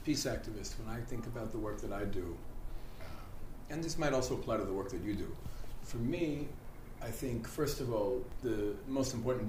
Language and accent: English; Israel; we here on the Israeli side